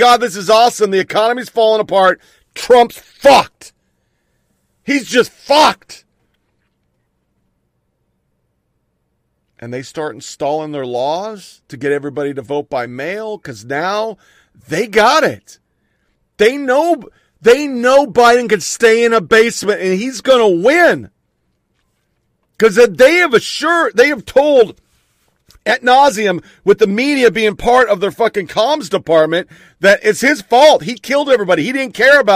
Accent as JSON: {"language": "English", "country": "United States", "said": "As an American"}